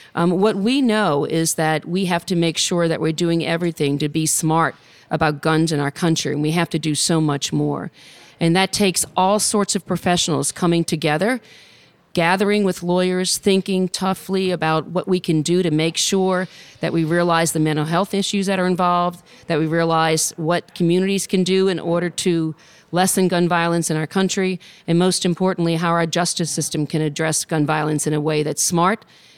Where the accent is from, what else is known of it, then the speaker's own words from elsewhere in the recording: New Orleans, Louisiana, United States; I'm born and raised in New Orleans, Louisiana.